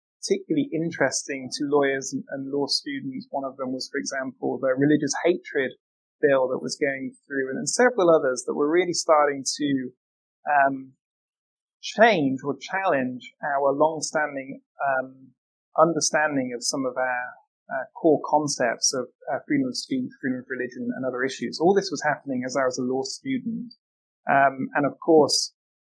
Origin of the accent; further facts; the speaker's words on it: United Kingdom; moved away as an adult; also born or lived in Newcastle; now in Vienna, Austria; I'm a Brit abroad